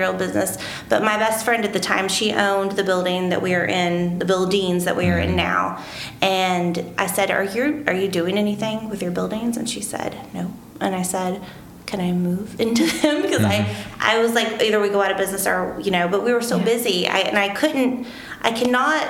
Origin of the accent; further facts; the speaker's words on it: Marion, Illinois, United States; also born or lived in Johnston City; I was born and raised in Marion